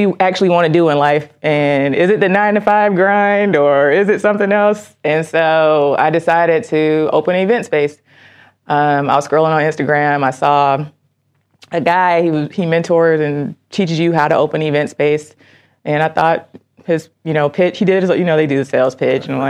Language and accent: English; Miami, Florida, United States; moved away as an adult; now in Detroit, United States; I'm born and raised in Miami, Florida, and I'm an Army veteran